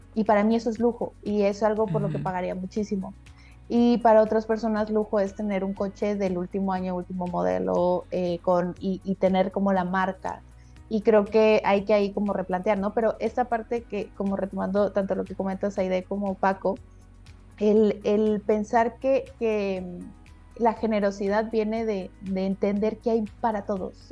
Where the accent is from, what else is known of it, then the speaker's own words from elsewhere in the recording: Guadalajara, Jalisco, Mexico; now in Quintana Roo, Mexico; yo soy de Guadalajara, una ciudad más o menos grande, y cuando no me hallaba, pues, me vine a, Quintana Roo